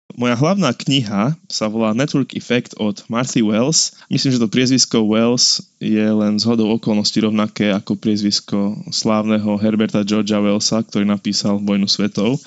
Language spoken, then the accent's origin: Slovak; Slovakia; sme my Slováci